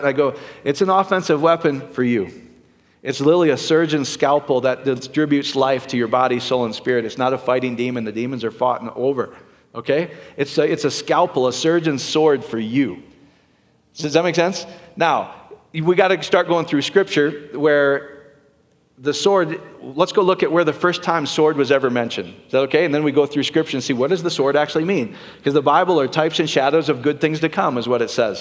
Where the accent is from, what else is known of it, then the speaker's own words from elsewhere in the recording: Iowa, United States; I'm from Iowa